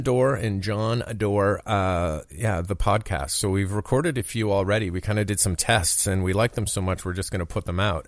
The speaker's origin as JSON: {"language": "English", "country": "Canada", "moved": "as an adult", "lives_now": "United States", "said": "I'm a Canadian."}